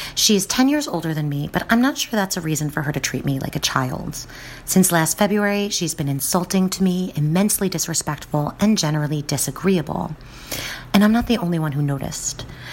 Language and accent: English; New Jersey, United States; because I'm from New Jersey, which means I can yell and get loud